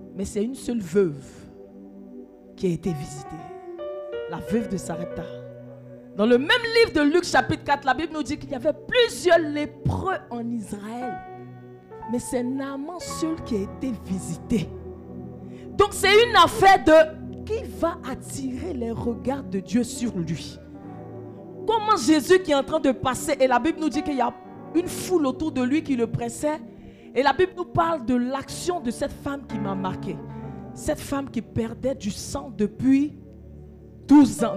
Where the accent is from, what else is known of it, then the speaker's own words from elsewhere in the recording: Côte d’Ivoire; chez nous en Côte d'Ivoire